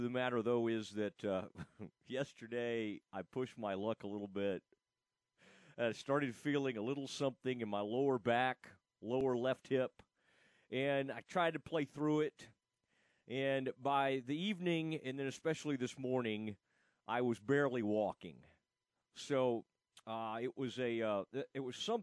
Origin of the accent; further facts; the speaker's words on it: Kaufman, Texas, United States; We grew up in Kauffman together